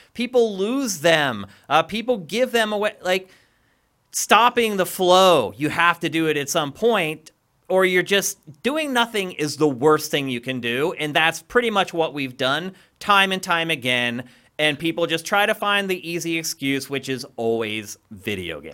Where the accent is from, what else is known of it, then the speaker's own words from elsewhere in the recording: Pennsylvania, United States; moved away; also born or lived in California; I'm from Pennsylvania